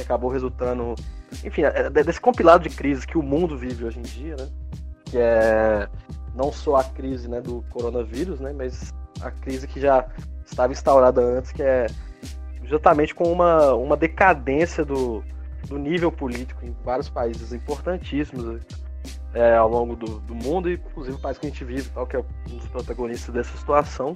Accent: Brazil; como brasileiro

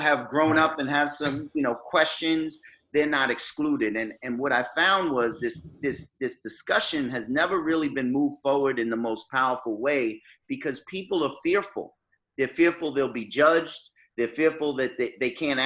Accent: New York City, New York, United States; also born or lived in North Carolina; growing up in Jamaica, Queens

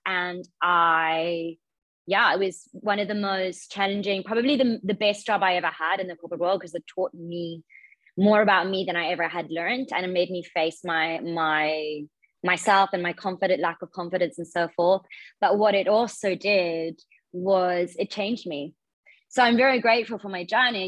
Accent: Zimbabwe; moved away as an adult; also born or lived in Australia / Bangkok, Thailand; I grew up in Zimbabwe, so I was born there. I lived there for about 18 years and then went to Australia for university.

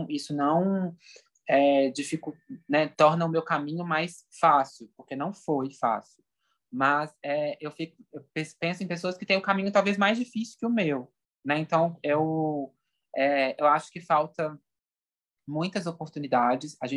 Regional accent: Minas Gerais, Brazil; É, eu nunca vou esquecer, por exemplo, né, como mineiro, assim, né?

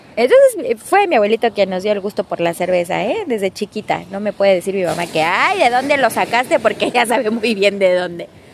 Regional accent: Ciudad Victoria, Tamaulipas, Mexico; Victoria, Tamaulipas, de donde soy yo

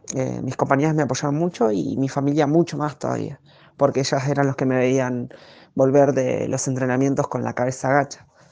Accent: La Ferrere, Buenos Aires Province, Argentina; soy oriunda de La Ferrere

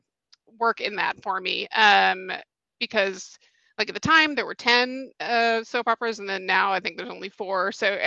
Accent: Atlanta, Georgia, United States; also born or lived in New York; I grew up here in Atlanta, and then I went to NYU for undergrad

